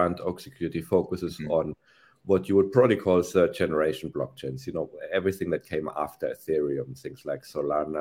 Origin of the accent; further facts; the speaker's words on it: Germany; moved away as an adult; now in Spain; I'm from Germany originally.